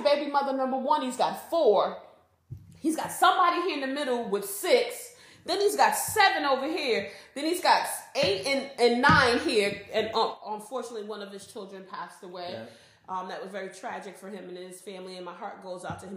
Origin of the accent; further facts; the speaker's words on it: East Coast, United States; I'm from the East Coast